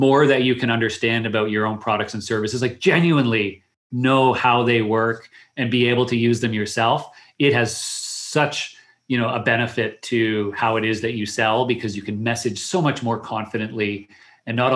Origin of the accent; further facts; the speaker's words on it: Canada; also born or lived in Waterloo, Ontario; I am Canadian